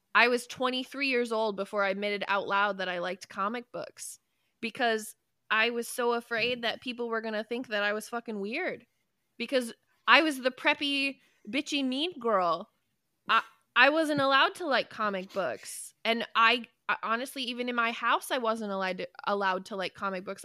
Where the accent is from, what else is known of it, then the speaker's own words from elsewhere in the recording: United States; I love being an American. I love this country